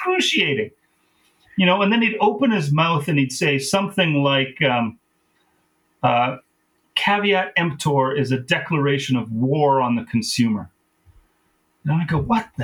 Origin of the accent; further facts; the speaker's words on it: Vernon, British Columbia, Canada; also born or lived in England; I'm from Vernon. That's my, that's where I grew up